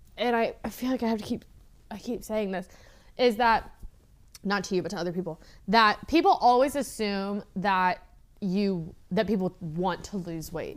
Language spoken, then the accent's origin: English; Midwest, United States; I'm from the Midwest